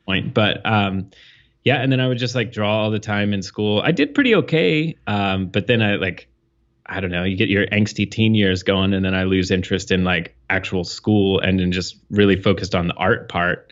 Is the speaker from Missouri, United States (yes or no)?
no; New Castle, Indiana, United States; moved away; I grew up in Indiana